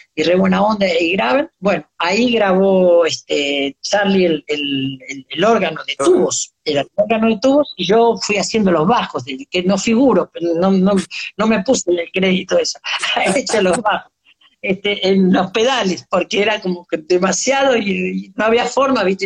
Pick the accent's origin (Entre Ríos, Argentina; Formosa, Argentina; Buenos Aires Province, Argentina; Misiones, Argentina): Buenos Aires Province, Argentina; Mercedes; nos fuimos a Mercedes, a mi pueblo